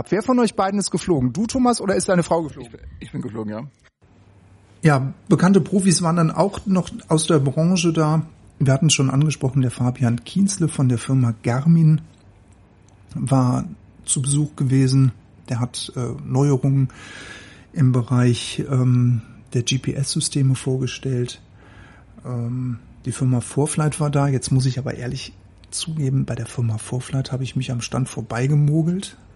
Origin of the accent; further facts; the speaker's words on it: Greiz, Thuringia, Germany; Wir kommen aus Greiz.